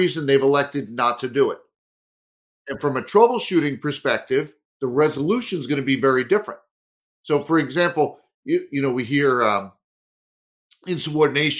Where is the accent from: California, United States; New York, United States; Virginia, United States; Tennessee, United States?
New York, United States; New York City; moved away as an adult; also born or lived in Staten Island, New York / Marlboro, New Jersey / Syracuse, New York / Washington D.C. metro area; now in Minneapolis area, United States; I was born in Brooklyn, New York, lived in Staten Island for a while, and spent my teen years in Marlborough, New Jersey, central New Jersey